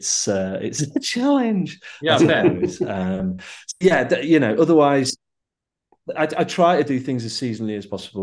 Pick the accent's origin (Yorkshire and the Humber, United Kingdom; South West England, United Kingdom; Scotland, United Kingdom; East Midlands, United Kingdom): Yorkshire and the Humber, United Kingdom; also born or lived in Leeds; I'm from, you know, from Yorkshire